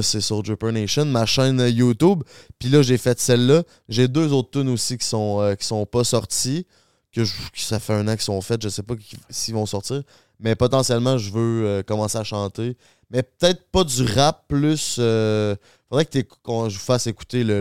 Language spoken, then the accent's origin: French; Charny, Quebec, Canada; Charny, qui est ma ville d'où je viens